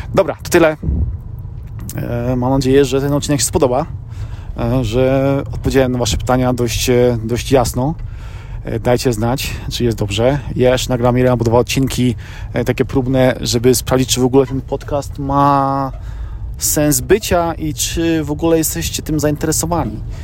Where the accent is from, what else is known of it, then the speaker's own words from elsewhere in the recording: Poland; moved away as an adult; now in United States; ja urodziłem się w Polsce, mieszkałem przez pierwsze 23 lata życia w Polsce